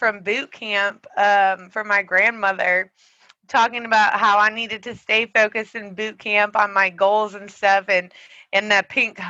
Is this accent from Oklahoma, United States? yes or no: no; upstate New York, United States; I was born and raised in upstate New York.